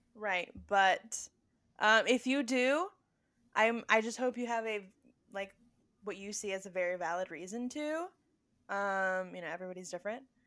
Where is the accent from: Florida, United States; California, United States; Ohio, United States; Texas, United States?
Texas, United States; Spring; we grew up in Spring, Texas.